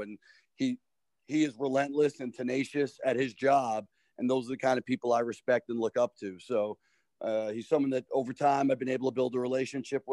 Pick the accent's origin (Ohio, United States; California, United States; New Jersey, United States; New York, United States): New York, United States; Long Island; moved away as an adult; now in Rhode Island, United States; growing up in Long Island